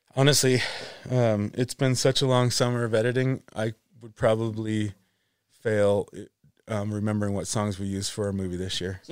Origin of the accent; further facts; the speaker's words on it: Buffalo, New York, United States; moved away; also born or lived in Vermont; growing up in Buffalo